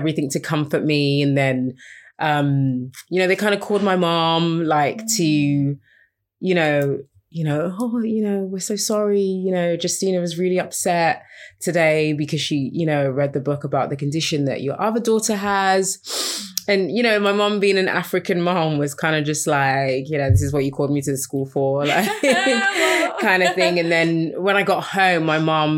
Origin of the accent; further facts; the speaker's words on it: London, United Kingdom; also born or lived in Los Angeles; We have Nigerian parents. We grew up in North London